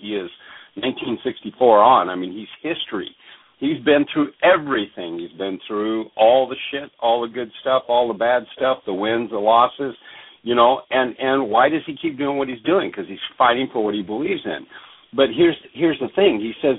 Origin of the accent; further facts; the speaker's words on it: Alaska, United States; also born or lived in Oregon / Washington; I'm an Alaskan, man. I grew up in Oregon, Washington, Alaska. I'm an extremely independent person.